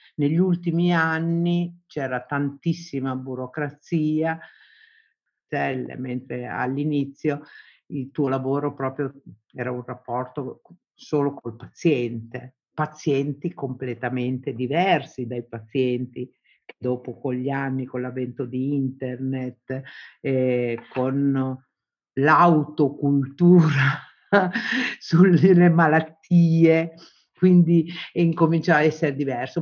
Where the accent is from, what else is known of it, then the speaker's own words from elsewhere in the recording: Southern Italy, Italy; moved away as an adult; Fui la prima donna del mio paese ad andar fuori